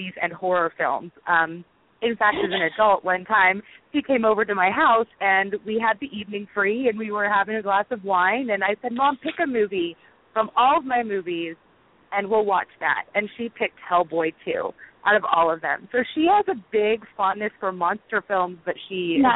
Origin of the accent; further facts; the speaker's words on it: Dallas, Texas, United States; also born or lived in San Francisco area, California; We moved to the Dallas area when I was 8 years old, and we moved from the San Francisco area